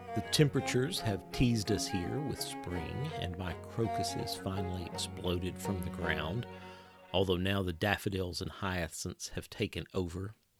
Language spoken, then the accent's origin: English; Clay County, Kentucky, United States; I live in Kentucky and I'm from Kentucky and, um, my, uh, parents still live on the farm where I grew up